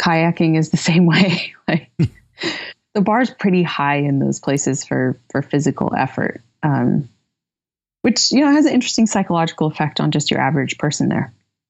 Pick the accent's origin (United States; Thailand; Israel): United States; Fairfield, Iowa; So I grew up mostly in Fairfield, Iowa. I'm very nomadic, so I will name multiple places where I've lived